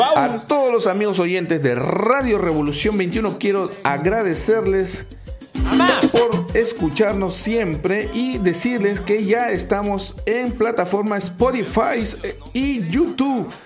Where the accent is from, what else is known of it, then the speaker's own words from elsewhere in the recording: Peru; En mi país, Perú